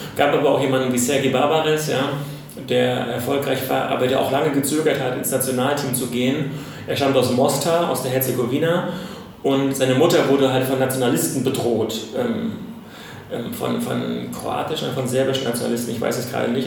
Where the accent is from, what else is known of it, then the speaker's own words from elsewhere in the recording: Germany; als Deutscher